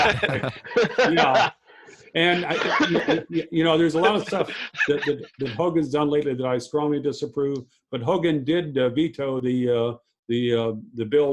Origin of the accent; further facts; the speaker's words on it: Virginia, United States; moved away as an adult; now in Maryland, United States; I was raised in Virginia. I think of myself as a native Virginian, wasn't born there.